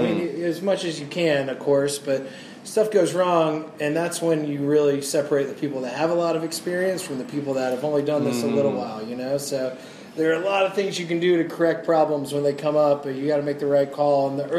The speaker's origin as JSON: {"language": "English", "town": "Atlanta", "region": "Georgia", "country": "United States", "tie": "born or raised there"}